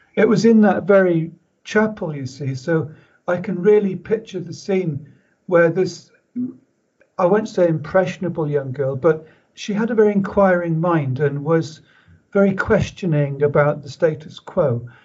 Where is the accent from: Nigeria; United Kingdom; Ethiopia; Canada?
United Kingdom; Pembroke, Wales; I was born in Pembroke